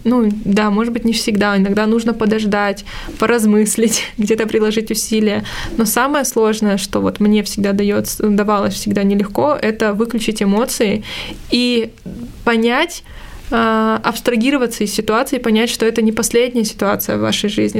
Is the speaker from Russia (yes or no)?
no; Armenia; я же армянка